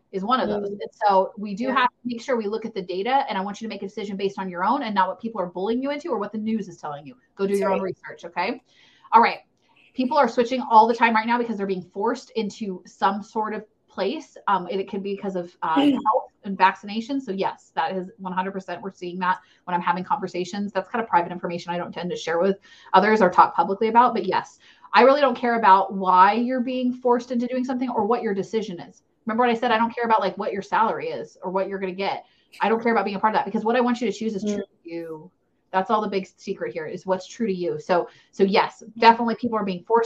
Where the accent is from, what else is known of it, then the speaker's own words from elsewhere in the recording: United States; I'm an American